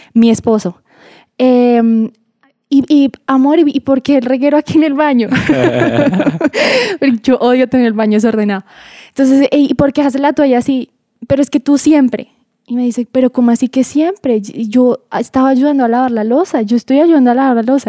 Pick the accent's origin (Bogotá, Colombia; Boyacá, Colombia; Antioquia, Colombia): Boyacá, Colombia; now in Bogotá, Colombia; Yo no soy bogotana, yo soy boyacense, pero uno, después de vivir tanto tiempo acá, se le pegan palabras